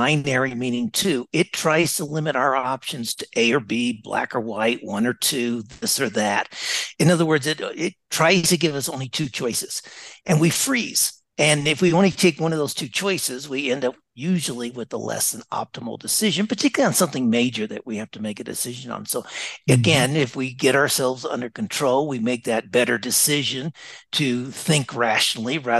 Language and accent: English; Las Vegas, Nevada, United States; moved away as an adult; also born or lived in Dallas / Singapore / Melbourne, Australia; I grew up in Las Vegas